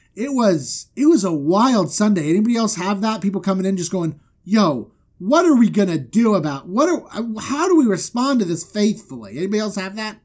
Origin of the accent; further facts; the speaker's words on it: Florida, United States; moved away; I'm from Florida